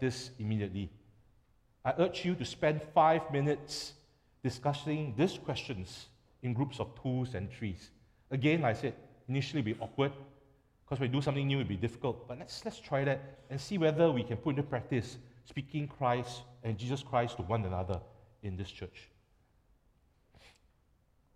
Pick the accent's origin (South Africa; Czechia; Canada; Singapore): Singapore; as a Singaporean